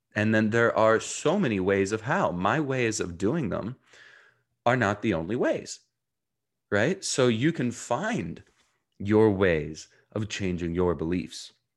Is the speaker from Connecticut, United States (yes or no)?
no; New Jersey, United States; also born or lived in Jerusalem, Israel / South Africa; I was born in Jerusalem, Israel, grew up in New Jersey, um, and spent a year between there, um, living in South Africa